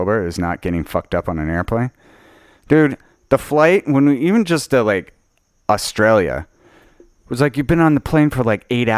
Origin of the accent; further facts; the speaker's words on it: Utah, United States; I was raised in Utah